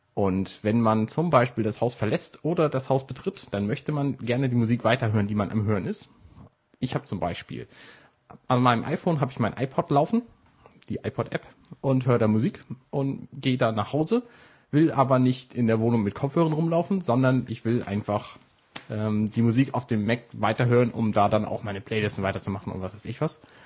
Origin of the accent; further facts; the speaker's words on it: Buxtehude, Lower Saxony, Germany; now in Hamburg, Germany; in Buxtehude, wo ich herkomme